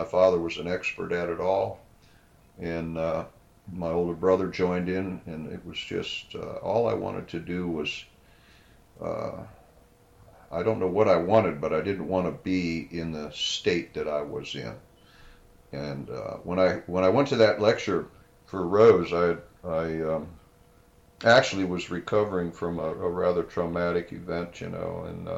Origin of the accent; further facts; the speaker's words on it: Canton, Ohio, United States; moved away as an adult; now in San Diego, United States; I was born in Canton